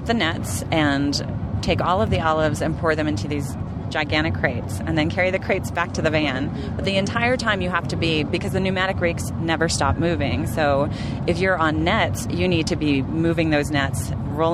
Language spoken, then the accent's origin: English; New Jersey, United States; I'm from New Jersey